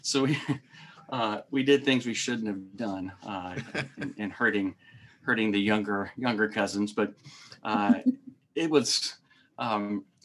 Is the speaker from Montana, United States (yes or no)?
no; Mississippi Delta, United States; I'm from Mississippi, and I grew up in this little bitty town in the Mississippi Delta.